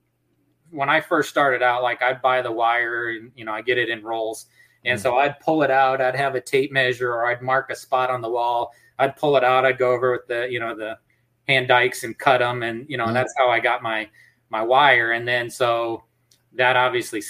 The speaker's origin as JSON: {"language": "English", "town": "Mason City", "region": "Iowa", "country": "United States", "tie": "born or raised there", "moved": "yes", "lives_now": "Texas, United States", "said": "I grew up in Mason City, Iowa"}